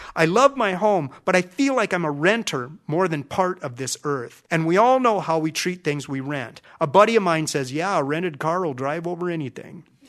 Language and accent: English; Minnesota, United States; I'm from Minnesota, lakes and prairies